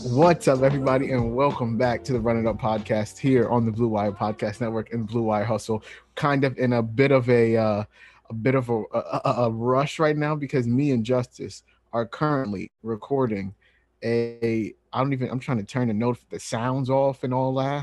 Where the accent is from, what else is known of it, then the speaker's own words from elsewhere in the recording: New York, United States; I'm from New York